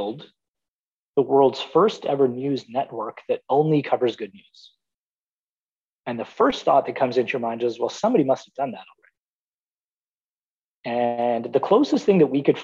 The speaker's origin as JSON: {"language": "English", "town": "Toronto", "region": "Ontario", "country": "Canada", "tie": "born or raised there", "said": "I was born and raised in Toronto"}